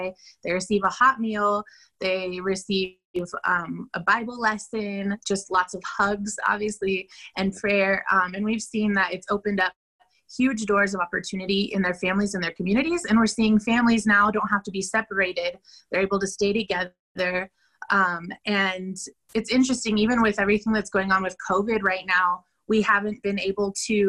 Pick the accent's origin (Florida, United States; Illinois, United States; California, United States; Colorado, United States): Colorado, United States; Denver; moved away as an adult; now in San Pedro Sula, Honduras; I'm from Denver, but I've been living in Honduras, San Pedro Sula, for the last